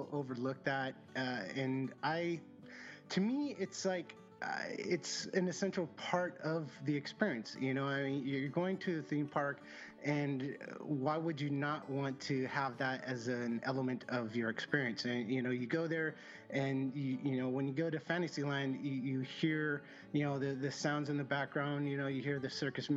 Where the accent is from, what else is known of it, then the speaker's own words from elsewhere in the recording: Southern California, United States; I grew up in Southern California.